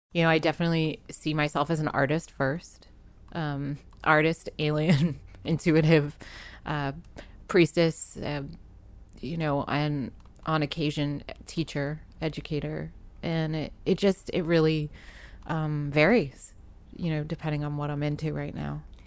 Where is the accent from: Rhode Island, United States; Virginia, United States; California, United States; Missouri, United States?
Rhode Island, United States; Providence; moved away as an adult; also born or lived in New York; now in Los Angeles, United States; I grew up in Providence, Rhode Island